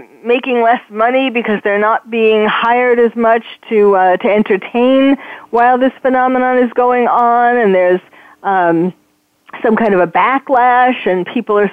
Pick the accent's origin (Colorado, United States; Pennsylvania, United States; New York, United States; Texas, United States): New York, United States; I'm from New York